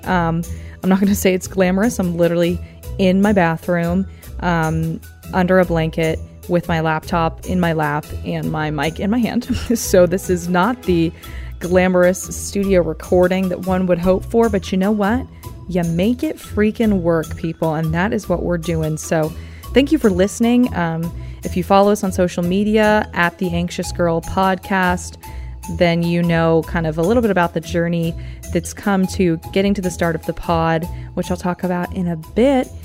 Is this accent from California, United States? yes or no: yes; Southern California, United States; I'm from California, SoCal to be exact